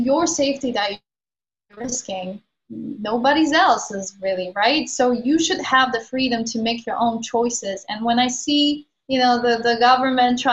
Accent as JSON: {"language": "English", "country": "Poland", "tie": "born or raised there", "also_born_or_lived": "London", "moved": "as an adult", "said": "I moved out of Poland when I was like 18, I moved to London."}